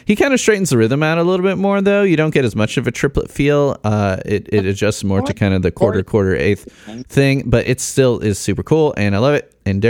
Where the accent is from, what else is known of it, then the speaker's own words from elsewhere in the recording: Illinois, United States; accent: Chicago; now in Indiana, United States; people used to laugh at my Chicago accent, but I think that's kind of worked its way out a little bit as I've spent almost half my life. Right, I've spent almost half my life in Indiana at this point.